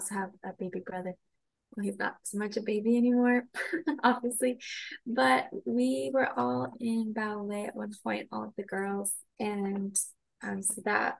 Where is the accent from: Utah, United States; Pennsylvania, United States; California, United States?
Utah, United States; Kaysville; also born or lived in Farmington, Utah; I grew up in Davis County, Utah